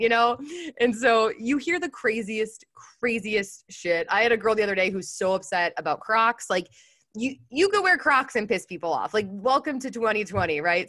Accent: Chicago, Illinois, United States; moved away as an adult; now in San Diego, United States; I'm in San Diego. I'm originally from Chicago, but I moved to California a few years ago

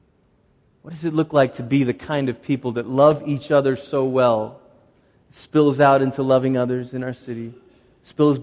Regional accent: Malaysia; moved away; Growing up in Malaysia, the schools that my sister and I went to were built by Portuguese Catholic missionaries in the 1500s

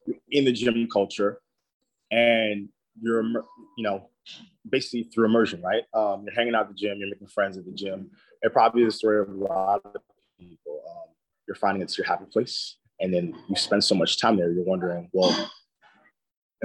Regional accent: Boston, Massachusetts, United States; I'm from Boston.

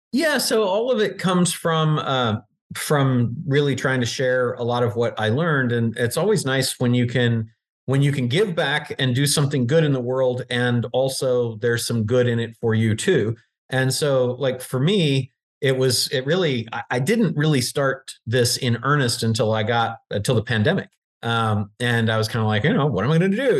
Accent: Virginia, United States; I grew up in Virginia

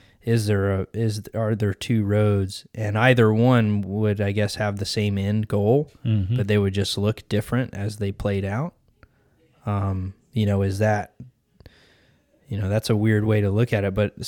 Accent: United States; I'm American, man.

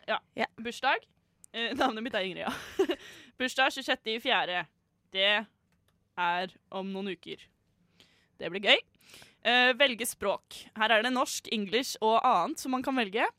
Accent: Fredrikstad, Østfold, Norway; now in Oslo, Norway; Min favorittby, fordi det er min hjemby.

